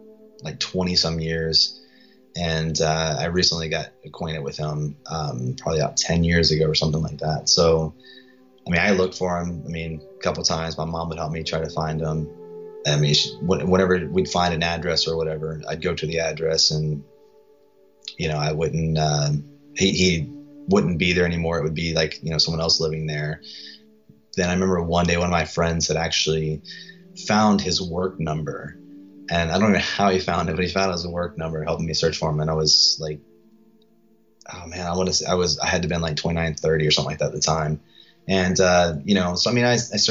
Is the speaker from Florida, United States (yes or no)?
no; Gloucester, Virginia, United States; also born or lived in Hampton, Virginia; now in Austin, United States; I come from Virginia, from a small town, Gloucester, Virginia